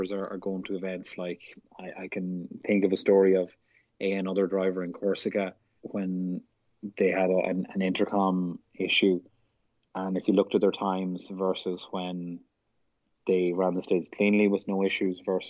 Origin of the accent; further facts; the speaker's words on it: Ireland; now in United States; being Irish